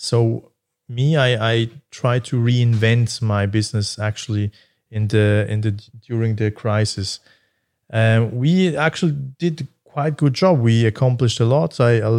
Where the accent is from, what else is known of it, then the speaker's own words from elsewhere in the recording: Basel, Basel-Stadt, Switzerland; But yeah, I'm actually more from Basel, I would say.